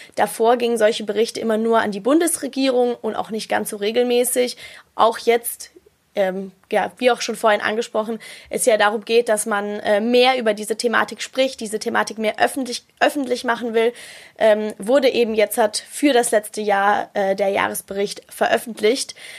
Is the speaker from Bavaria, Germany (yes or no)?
yes; Munich, Bavaria, Germany; bei uns in Bayern, also in München